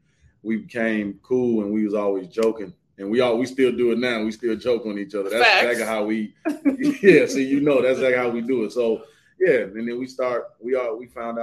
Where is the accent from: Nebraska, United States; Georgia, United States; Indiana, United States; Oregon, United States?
Georgia, United States; moved away; also born or lived in Chicago; I'm actually from Georgia. So when I moved up to Chicago